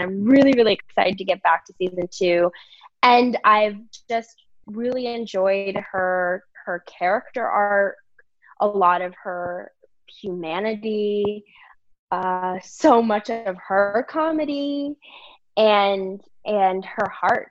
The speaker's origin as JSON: {"language": "English", "region": "Virginia", "country": "United States", "also_born_or_lived": "New York", "moved": "yes", "lives_now": "California, United States", "said": "I am actually from Virginia"}